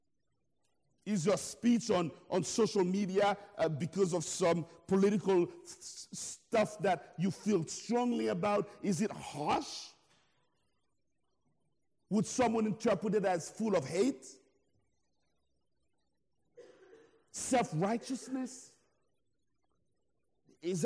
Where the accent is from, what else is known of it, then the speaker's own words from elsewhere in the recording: Haiti; now in United States; I'm originally from Haiti